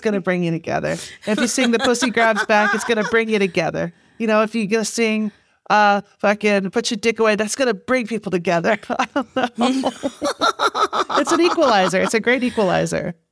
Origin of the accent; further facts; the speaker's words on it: Manhattan, Kansas, United States; moved away as an adult; now in New York, United States; I grew up in in Kansas